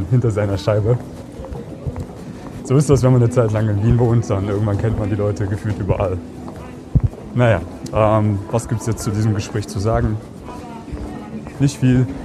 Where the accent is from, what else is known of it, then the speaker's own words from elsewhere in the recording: Germany; now in Austria; Deutschland, Piefke.